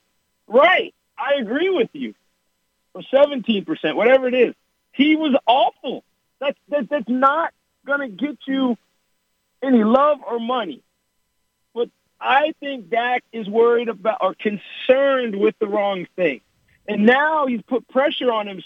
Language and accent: English; Texas, United States; being a Texan